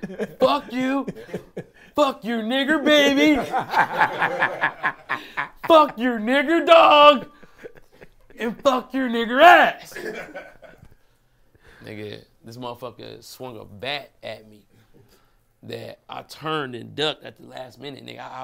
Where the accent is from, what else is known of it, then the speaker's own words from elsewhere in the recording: Detroit, Michigan, United States; I'm from Brightmore, right? So my pops, he stayed on, well, first of all, my dad's family was like the second or third black family in Brightmore. See, like Detroit.